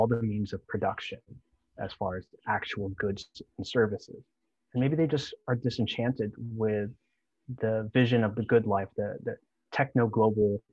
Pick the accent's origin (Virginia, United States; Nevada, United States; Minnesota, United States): Virginia, United States; Northern; moved away as an adult; I was born and raised in Northern Virginia